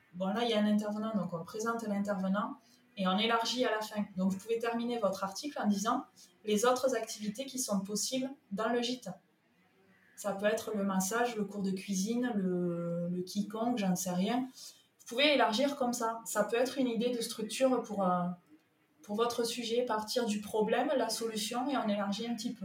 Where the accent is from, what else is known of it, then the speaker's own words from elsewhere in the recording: Toulouse, Occitania, France; accent: southern; moved away as an adult; now in Sète, France; Mon accent me trahit, il est du sud. Non. Euh, moi je suis un produit local toulousain